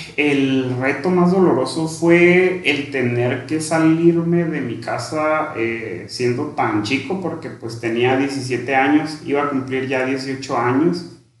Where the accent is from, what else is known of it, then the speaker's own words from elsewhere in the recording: Sierra de Badiraguato, Sinaloa, Mexico; moved away as an adult; also born or lived in Ciudad Obregón, Sonora; yo me crié en una comunidad rural allá en la Sierra de Guadiraguato, orgullosamente. Ahí prácticamente desde que nací hasta los 17 años